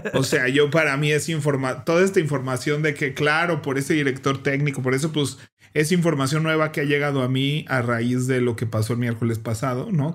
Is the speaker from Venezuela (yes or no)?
no; Mexico; el partido de México donde salimos del Mundial